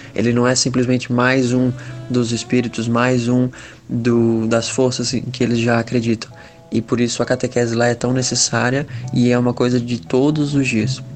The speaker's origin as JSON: {"language": "Portuguese", "town": "Itajaí", "region": "Santa Catarina", "country": "Brazil", "said": "tenho 23 anos, sou de Itajaí, Santa Catarina"}